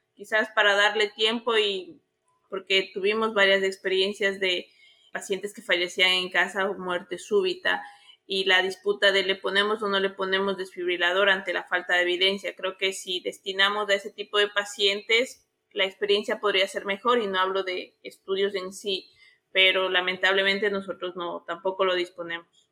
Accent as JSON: {"language": "Spanish", "country": "Ecuador", "also_born_or_lived": "Argentina", "said": "acá en mi país"}